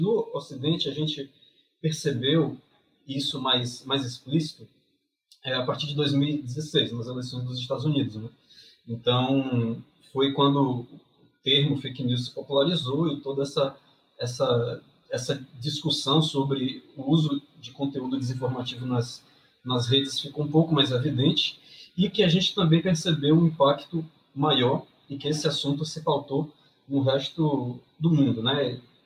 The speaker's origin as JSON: {"language": "Portuguese", "region": "Bahia", "country": "Brazil", "said": "eu sou aqui também da Bahia"}